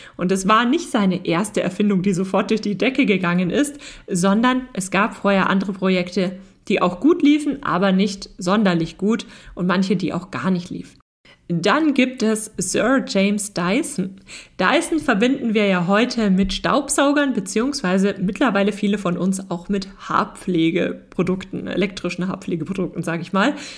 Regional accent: Germany; bei uns in Deutschland

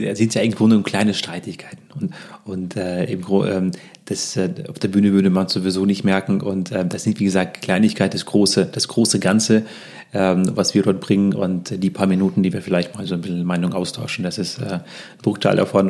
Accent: Russia; also born or lived in Lübeck, Germany; now in Munich, Germany; wir kommen ja zwar aus Russland, aber ich war seit vielen, vielen Jahren nicht mehr in Russland

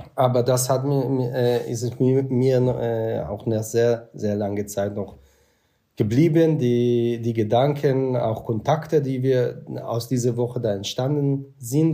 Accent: Israel; German is a second language; moved away as an adult; now in Germany; ich bin im Kibbutz auch aufgewachsen

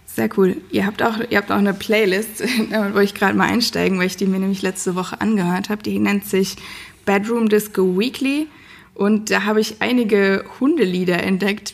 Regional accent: Darmstadt, Hesse, Germany; ich bin heute in meiner Heimatstadt Darmstadt

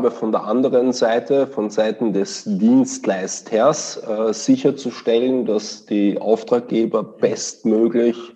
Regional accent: Vienna, Austria; now in Osnabrück, Germany; Das ist korrekt. Ich komme aus Wien und kann das auch nicht verleugnen.

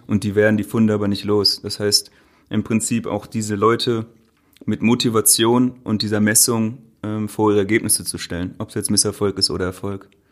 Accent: Göttingen, Lower Saxony, Germany; moved away as an adult; also born or lived in Berlin; Wir kommen aus Göttingen, das ist eine Studentenstadt mit 120.000 Einwohnern.

